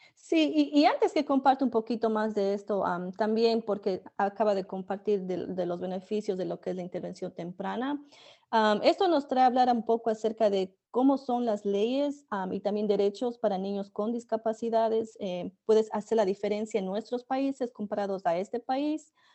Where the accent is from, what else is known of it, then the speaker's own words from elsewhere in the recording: Ecuador; now in United States; yo crecí en Ecuador